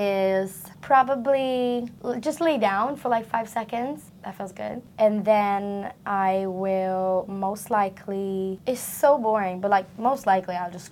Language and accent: English; Sweden; I'm from Sweden.